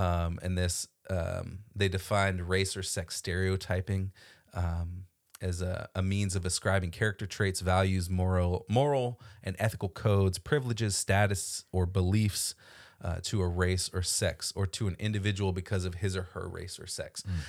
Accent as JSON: {"language": "English", "region": "Florida", "country": "United States", "tie": "born or raised there", "moved": "as an adult", "lives_now": "Washington, D.C. area, United States", "said": "my whole education up till grad school happened in Florida"}